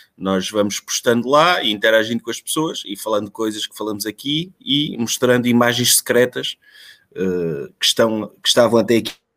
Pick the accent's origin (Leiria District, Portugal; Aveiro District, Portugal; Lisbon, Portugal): Aveiro District, Portugal; Ovar; nós somos de Alvar